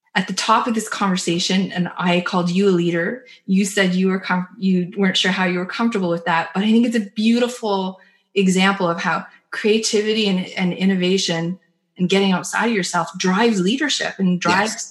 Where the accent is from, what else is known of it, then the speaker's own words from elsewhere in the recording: Canada; as the Canadian in the conversation